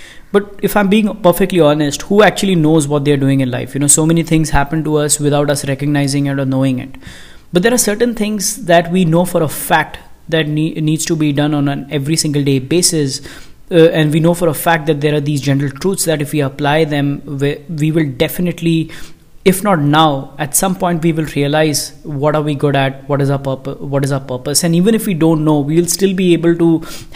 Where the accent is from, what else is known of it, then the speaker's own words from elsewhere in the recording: India; I am from India